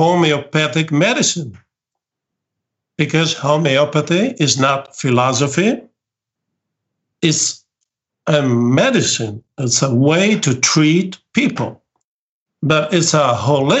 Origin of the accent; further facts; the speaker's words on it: near Venice, Veneto, Italy; English is a second language; I am the director of this commission in my hometown. I live near Venice